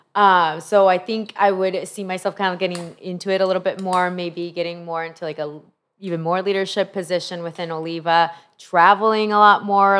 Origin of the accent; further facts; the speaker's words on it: Honduras; also born or lived in Peru / Cleveland, Ohio; now in Florida, United States; I was born in Peru, raised in Honduras